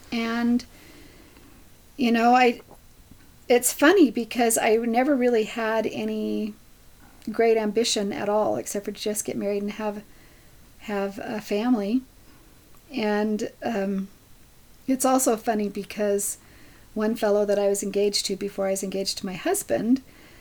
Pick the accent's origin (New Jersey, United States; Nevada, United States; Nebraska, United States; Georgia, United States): Nevada, United States; Henderson; now in Idaho, United States; I grew up in Henderson, Nevada